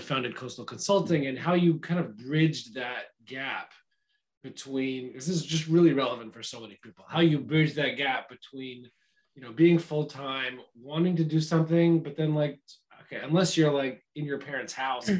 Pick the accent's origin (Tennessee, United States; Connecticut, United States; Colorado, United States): Tennessee, United States; Nashville; a Nashville native